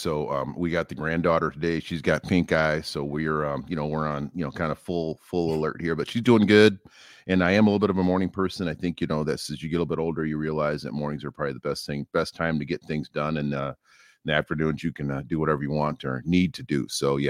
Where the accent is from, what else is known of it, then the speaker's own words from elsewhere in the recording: St. Louis, Missouri, United States; born there; Yep, I was born in St. Louis, Missouri.